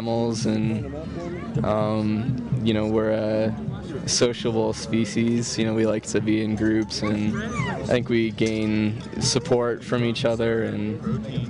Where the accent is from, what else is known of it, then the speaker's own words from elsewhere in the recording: Cleveland, Ohio, United States; now in Denver, United States; Originally, I'm from Cleveland, Ohio, but I'm living in Denver right now